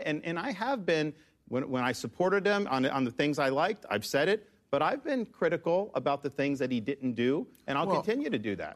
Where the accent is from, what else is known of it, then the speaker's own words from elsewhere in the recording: Florida, United States; kid growing up in Florida